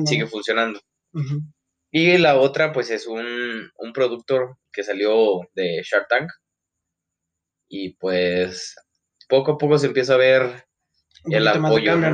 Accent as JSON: {"language": "Spanish", "country": "Mexico", "said": "porque pues obviamente pues somos mexicanos y pues tenemos la capacidad y tenemos el conocimiento"}